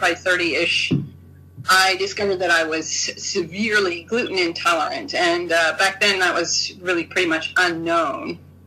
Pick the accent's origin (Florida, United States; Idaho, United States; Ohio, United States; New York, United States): Idaho, United States; moved away as an adult; also born or lived in Oregon / Tokyo; now in Japan; I grew up in Idaho, as you said, on a potato farm.